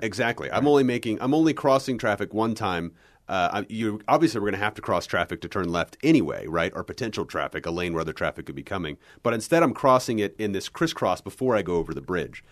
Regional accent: Kansas City, United States; I grew up in the Kansas City area

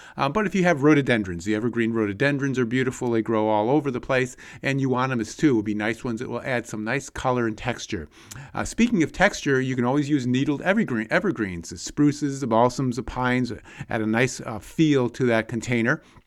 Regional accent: Connecticut, United States; when I was a kid growing up in Connecticut

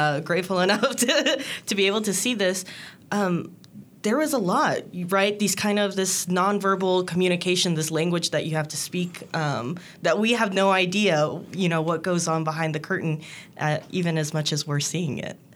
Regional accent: Peru; English is a second language; moved away; I'm from Peru, so also the Andean mountains

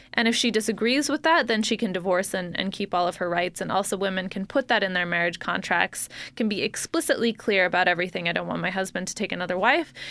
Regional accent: Salt Lake City, Utah, United States; I grew up here in Salt Lake City

